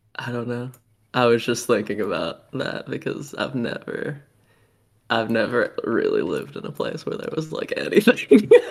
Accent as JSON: {"language": "English", "region": "New Jersey", "country": "United States", "tie": "born or raised there", "moved": "yes", "said": "I grew up in New Jersey"}